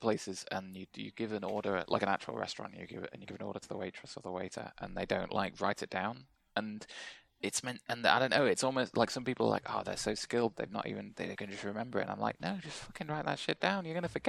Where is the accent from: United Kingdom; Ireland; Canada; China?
United Kingdom; we're all British